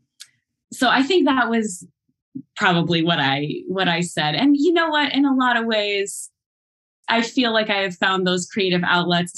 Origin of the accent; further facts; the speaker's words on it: Ohio, United States; also born or lived in Nashville, Tennessee; I come from various small towns in Ohio and lived for a while in Nashville when I was a little older than five, but that was a formative time of my childhood as well